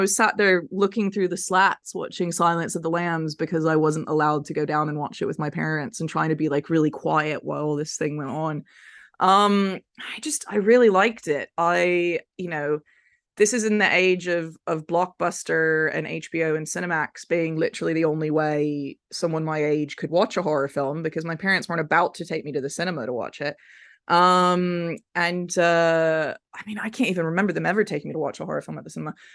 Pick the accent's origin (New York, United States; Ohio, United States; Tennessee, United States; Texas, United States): Tennessee, United States; Memphis; I grew up in Memphis, Tennessee